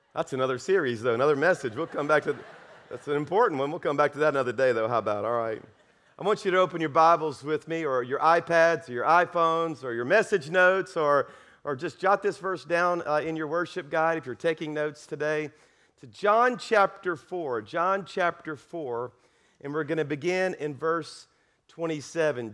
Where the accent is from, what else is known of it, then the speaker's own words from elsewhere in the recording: South Louisiana, United States; now in Alabama, United States; I'm from South Louisiana. I'm a Cajun